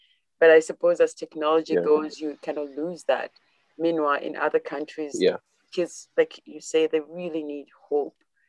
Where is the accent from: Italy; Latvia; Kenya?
Kenya; now in Canada; back home, I know growing up in Kenya